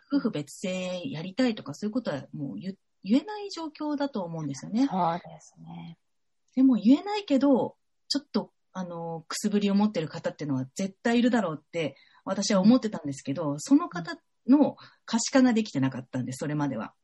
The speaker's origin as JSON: {"language": "Japanese", "region": "Fukushima", "country": "Japan", "tie": "born or raised there", "also_born_or_lived": "Saitama", "moved": "as an adult", "lives_now": "Tokyo, Japan", "said": "私、福島県出身"}